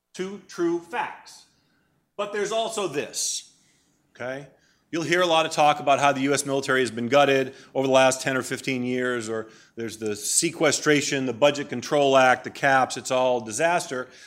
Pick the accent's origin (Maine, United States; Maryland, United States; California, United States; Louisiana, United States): Maine, United States; moved away; I grew up in Maine. My mom and dad still live in the house where I grew up, in Maine.